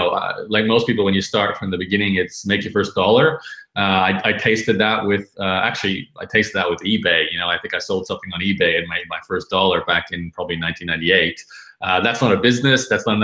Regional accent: Brisbane, Queensland, Australia; So I'm, like you said at the beginning, I'm from Brisbane.

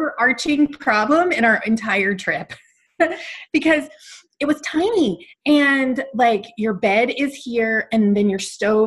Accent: Alabama, United States; moved away as an adult; now in Calgary, Canada; growing up in Alabama, I was from the U.S.

